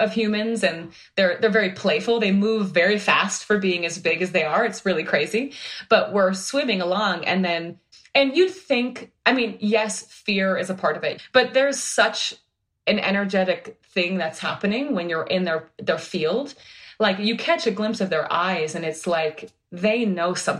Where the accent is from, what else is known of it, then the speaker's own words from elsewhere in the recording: Minnesota, United States; moved away; I'm from Minnesota